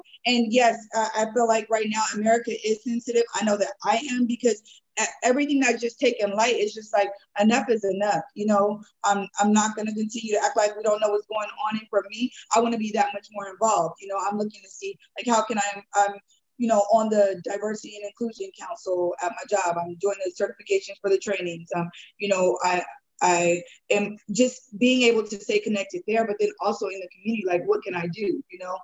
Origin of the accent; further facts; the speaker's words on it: San Diego, California, United States; growing up in San Diego, you know, 20 years ago